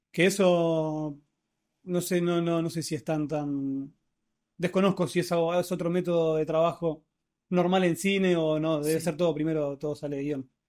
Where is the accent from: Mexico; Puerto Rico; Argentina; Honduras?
Argentina; somos argentinos